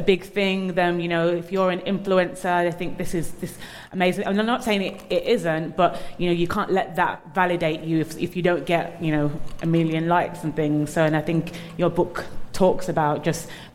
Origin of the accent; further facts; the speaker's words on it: Birmingham, West Midlands, United Kingdom; growing up in Birmingham